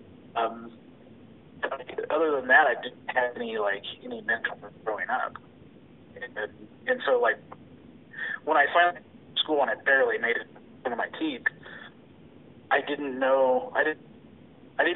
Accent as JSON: {"language": "English", "town": "Mesa", "region": "Arizona", "country": "United States", "tie": "born or raised there", "said": "Originally, I grew up in Mesa, Arizona, and I spent my entire childhood there"}